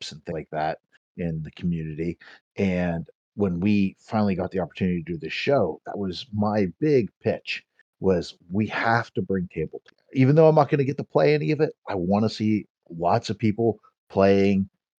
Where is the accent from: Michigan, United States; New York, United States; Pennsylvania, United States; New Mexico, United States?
Pennsylvania, United States; Pittsburgh; I grew up in the North Hills of Pittsburgh